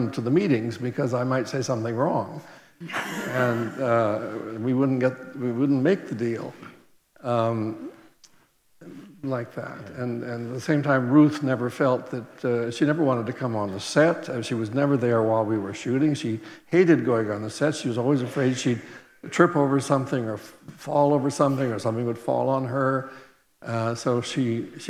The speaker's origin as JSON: {"language": "English", "region": "Oregon", "country": "United States", "also_born_or_lived": "Venice / India / England", "moved": "yes", "said": "I'm from the West Coast, from the state of Oregon"}